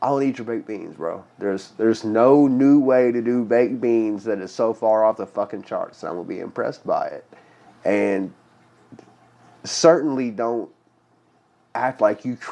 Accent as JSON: {"language": "English", "town": "Louisville", "region": "Kentucky", "country": "United States", "tie": "born or raised there", "said": "my hometown"}